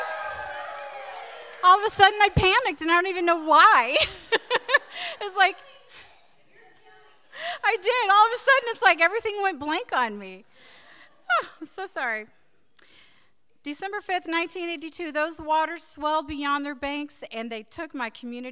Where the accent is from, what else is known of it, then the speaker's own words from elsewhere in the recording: Times Beach, Missouri, United States; growing up near the Merrimack River